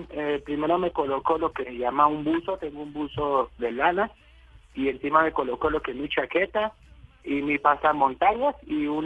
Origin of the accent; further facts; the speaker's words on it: Cali, Valle del Cauca, Colombia; yo soy de tierra caliente, yo soy de Cali Valle, soy caleño.